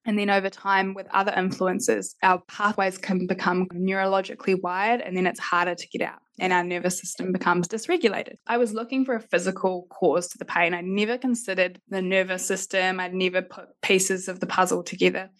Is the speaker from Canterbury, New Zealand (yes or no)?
yes; Christchurch, Canterbury, New Zealand; also born or lived in Adelaide; I'm from Christchurch